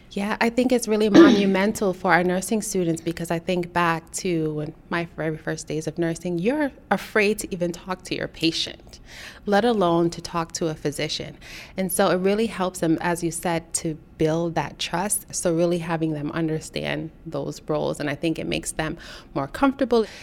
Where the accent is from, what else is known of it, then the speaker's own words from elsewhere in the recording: New York City, New York, United States; I grew up in Brooklyn, New York, where there aren't a lot of resources.